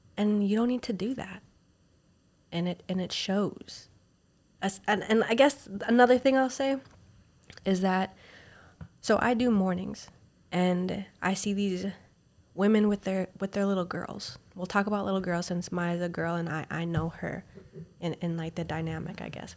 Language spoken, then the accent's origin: English; Minnesota, United States; moved away; I'm from Minnesota